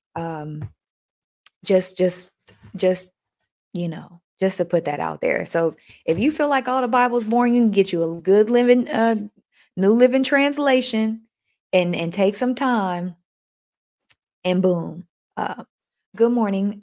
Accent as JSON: {"language": "English", "country": "United States", "tie": "born or raised there", "said": "I was born in America"}